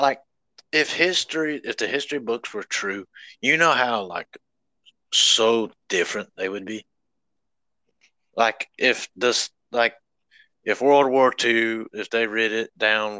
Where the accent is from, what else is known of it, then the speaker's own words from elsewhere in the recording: the South, United States; I was born in the South. I got to die here.